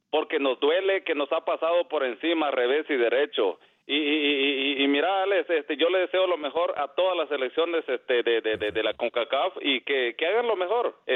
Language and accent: Spanish; El Salvador; now in Chicago, United States; yo soy salvadoreño.